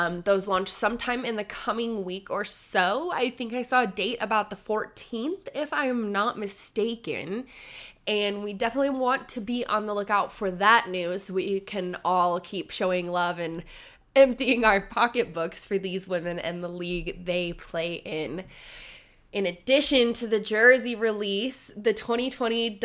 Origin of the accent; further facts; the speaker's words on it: Oregon, United States; I am born and raised in Oregon and currently living in Oregon